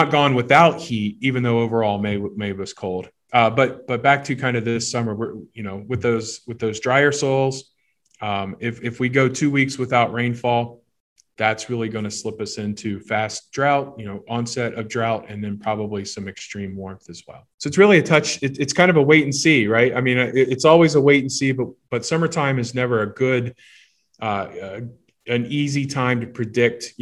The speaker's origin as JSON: {"language": "English", "town": "Miamisburg", "region": "Ohio", "country": "United States", "tie": "born or raised there", "said": "I grew up in Miamisburg, Ohio, so Southwest Ohio"}